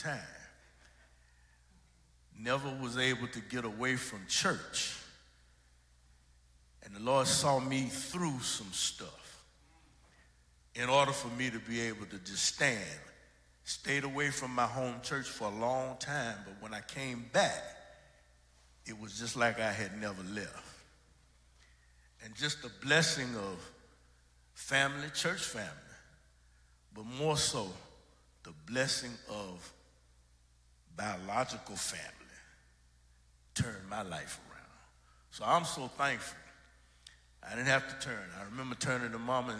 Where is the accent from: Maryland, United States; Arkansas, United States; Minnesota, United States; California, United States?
Minnesota, United States; St. Paul; I was raised in St. Paul and as an only child